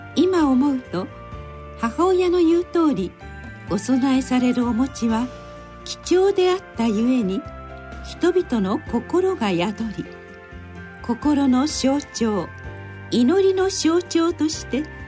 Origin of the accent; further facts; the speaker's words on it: Osaka, Japan; 私が子供だった頃生まれ育った大阪のお寺では餅花をよく作りました